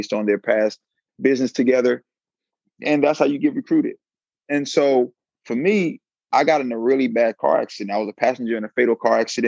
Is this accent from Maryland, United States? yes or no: yes; Silver Spring, Maryland, United States; moved away as an adult; also born or lived in Riverside, California; I'm from Silver Spring, Maryland. Went to Good Counsel High School, Blake High School